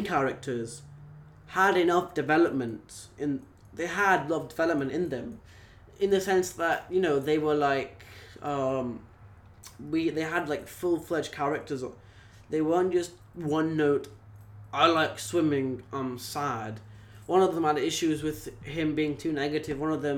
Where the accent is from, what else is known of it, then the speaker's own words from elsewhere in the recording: United Kingdom; now in Singapore; I am British, but I'm British Indian who's living in Singapore right now